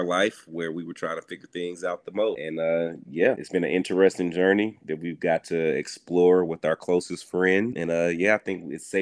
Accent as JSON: {"language": "English", "town": "Dallas", "region": "Texas", "country": "United States", "moved": "yes", "said": "I'm originally from Dallas, Texas"}